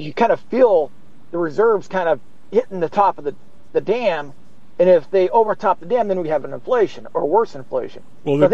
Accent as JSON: {"language": "English", "region": "the West", "country": "United States", "said": "I'm from the West where we have dams."}